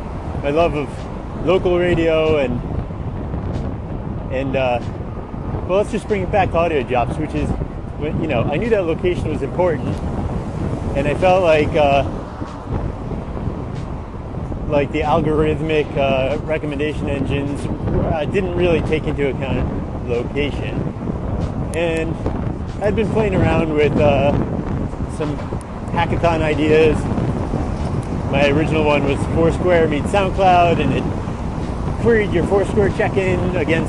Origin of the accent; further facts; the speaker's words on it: Albany, New York, United States; moved away; I grew up in Albany, New York